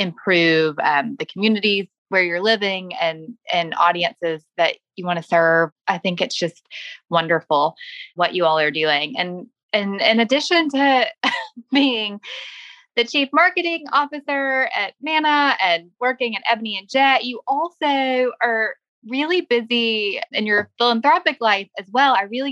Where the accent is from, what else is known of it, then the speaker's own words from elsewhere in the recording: Louisville, Kentucky, United States; when I'm somewhere outside of Louisville and say that I'm from Louisville, Kentucky